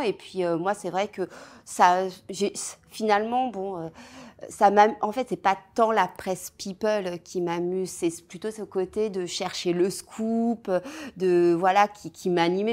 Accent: Seine-et-Marne, Île-de-France, France; j'ai grandi euh, en Seine-et-Marne, euh, voilà, dans un, dans un patelin en Seine-et-Marne, entre Provins et Melun

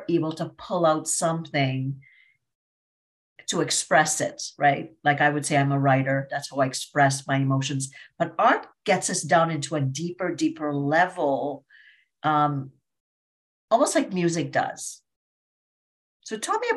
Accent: Trinidad & Tobago; I'm from Trinidad and Tobago, and went to this, you know, all girls private school.

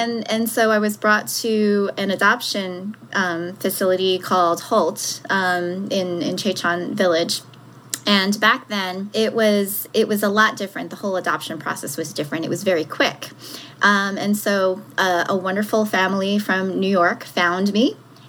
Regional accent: South Korea; born there; when I was first born and shortly after that, I was born in South Korea. And I was abandoned.

